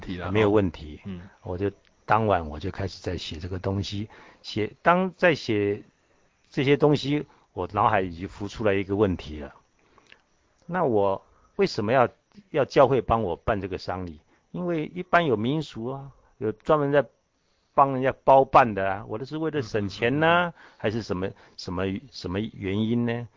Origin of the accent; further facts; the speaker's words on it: Taiwan; 我是从大陆来的，在台湾生的